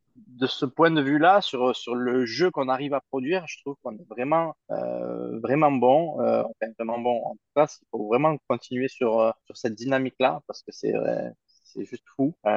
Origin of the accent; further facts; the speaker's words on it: Toulouse, Occitania, France; je suis né à Toulouse, je suis euh, toulousain pur souche